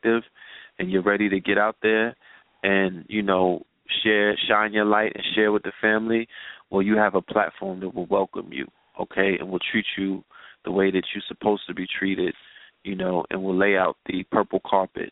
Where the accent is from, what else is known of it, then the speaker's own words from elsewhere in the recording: New York City, New York, United States; we were raised in Bed-Stuy, but we were raised in Flatbush